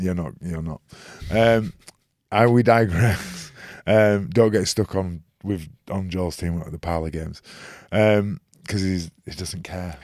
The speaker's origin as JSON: {"language": "English", "town": "Leeds", "region": "Yorkshire and the Humber", "country": "United Kingdom", "said": "I'm from Leeds"}